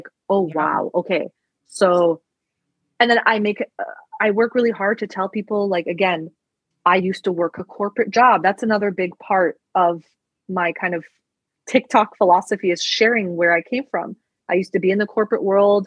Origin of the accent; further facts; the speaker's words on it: Istanbul, Turkey; moved away; I was born in Istanbul